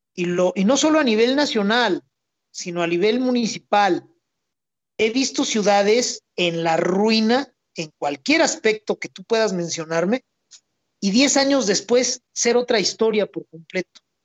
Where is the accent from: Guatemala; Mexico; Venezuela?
Mexico; yo soy mexicano